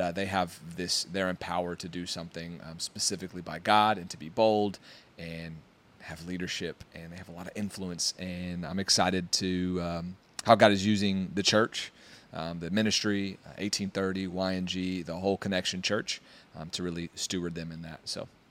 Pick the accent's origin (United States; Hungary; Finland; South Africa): United States; Kingman, Arizona; born or raised there; moved away